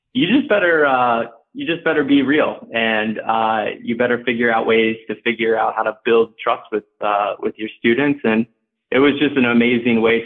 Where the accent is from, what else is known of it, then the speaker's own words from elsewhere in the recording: Dayton, Ohio, United States; moved away as an adult; also born or lived in Virginia; now in Chicago, United States; I grew up in Dayton, Ohio, and then moved to Chicago really for school